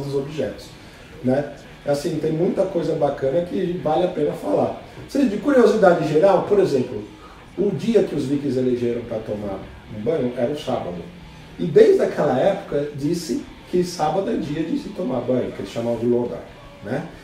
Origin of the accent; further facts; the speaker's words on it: Brazil; somos brasileiros